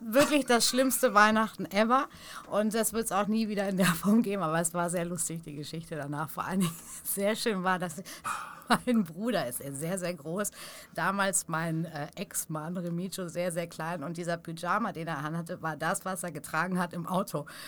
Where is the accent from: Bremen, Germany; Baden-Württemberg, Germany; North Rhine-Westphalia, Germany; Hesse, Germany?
North Rhine-Westphalia, Germany; Stukenbrock; now in Hamburg, Germany; da, wo ich groß geworden bin, zwischen Paderborn und Bielefeld, also genau in Stukenbrock